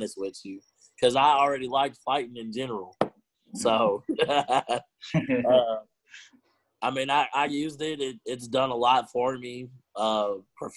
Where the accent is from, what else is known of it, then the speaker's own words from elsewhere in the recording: Houston, Texas, United States; I grew up in Ridgemont